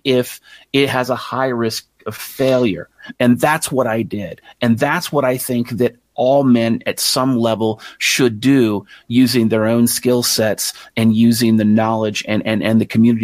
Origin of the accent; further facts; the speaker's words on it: United States; me as an American